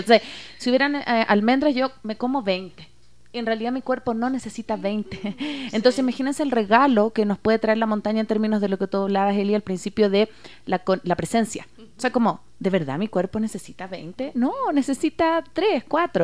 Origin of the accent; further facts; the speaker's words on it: Chile; now in Ecuador; yo soy eh, chilena